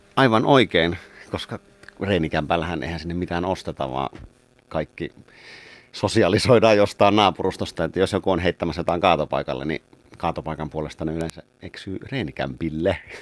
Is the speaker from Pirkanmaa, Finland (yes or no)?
no; Kotka, Kymenlaakso, Finland; Karhulastahan olen kymiläisesti lähtöisin ja sydän on kymiläinen